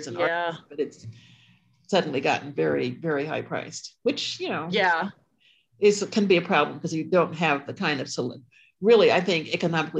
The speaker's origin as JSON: {"language": "English", "town": "Ashford", "region": "Connecticut", "country": "United States", "tie": "born or raised there", "said": "I grew up in Connecticut, the Ashford town, a small town called Ashford"}